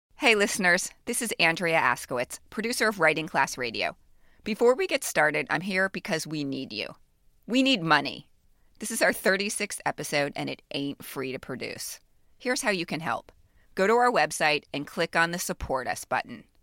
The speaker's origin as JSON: {"language": "English", "town": "Miami", "region": "Florida", "country": "United States", "tie": "born or raised there", "said": "I grew up in Miami"}